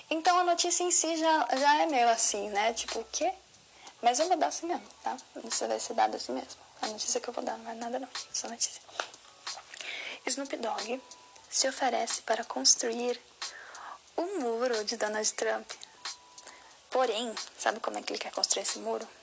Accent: Osasco, São Paulo, Brazil; eu cresci com Kate em Osasco

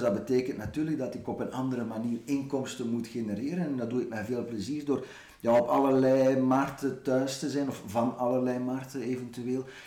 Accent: Ghent, Flanders, Belgium; als Gentenaar

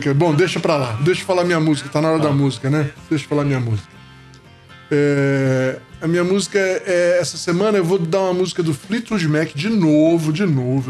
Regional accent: Rio de Janeiro, Brazil; moved away as an adult; also born or lived in Itabira; eu cheguei no Rio com dois anos de idade, né? E então a gente morou minha vida toda, minha infância e adolescência, é, eu só saí, saí adulto do Rio de Janeiro

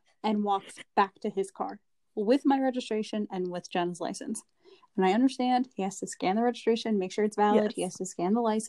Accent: New York, United States; we're from New York

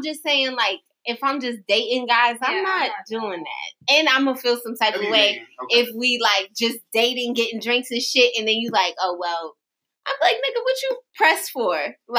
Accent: New York City, New York, United States; I'm from the Bronx.

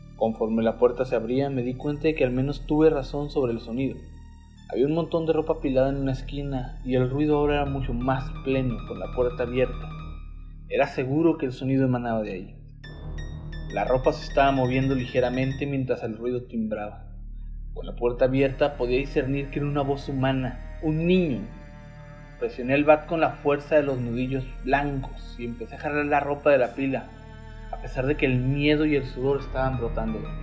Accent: Mexico; como mexicano

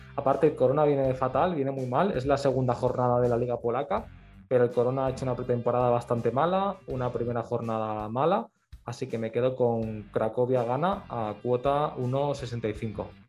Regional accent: Barcelona, Catalonia, Spain; yo soy de Barcelona

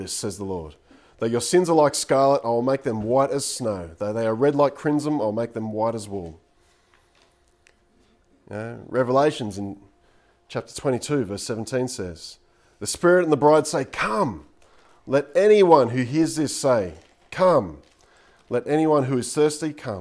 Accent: Coffs Harbour, New South Wales, Australia; I grew up in Coffs Harbour

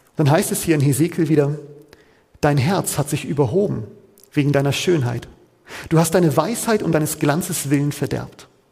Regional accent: Hamburg, Germany; Da, wo ich ursprünglich herkomme, wo ich auch geboren bin

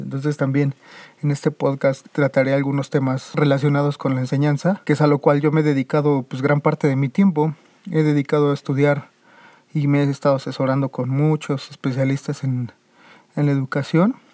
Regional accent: Mexico; México, que es de donde yo soy

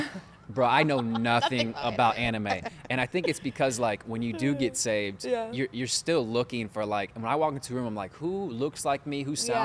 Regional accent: Cincinnati, Ohio, United States; my hometown, Cincinnati.

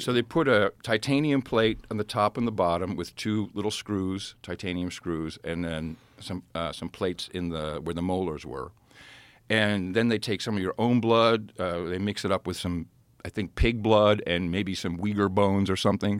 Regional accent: Amsterdam, North Holland, Netherlands; moved away; I grew up in Amsterdam.

